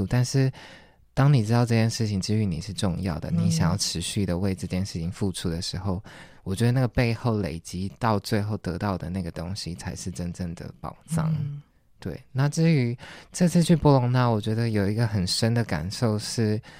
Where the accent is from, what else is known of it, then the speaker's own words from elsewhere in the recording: Taiwan; 我是台湾人。